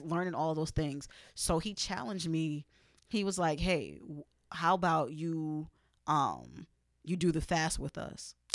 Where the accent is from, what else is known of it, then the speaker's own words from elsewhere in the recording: New York City, New York, United States; being in, in, in Brooklyn